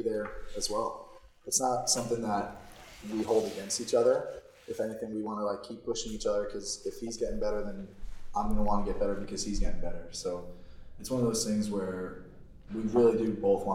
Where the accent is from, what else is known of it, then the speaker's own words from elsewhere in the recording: New York, United States; moved away as an adult; also born or lived in Vancouver; I'm from New York.